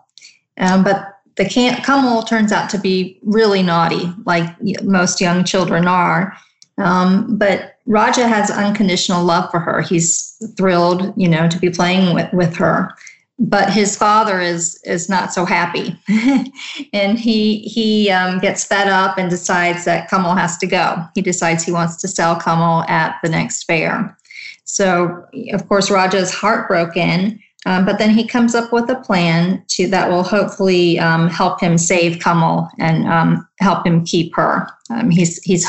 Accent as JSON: {"language": "English", "country": "United States", "tie": "born or raised there", "said": "I was born and raised in the United States, my parents immigrated from India"}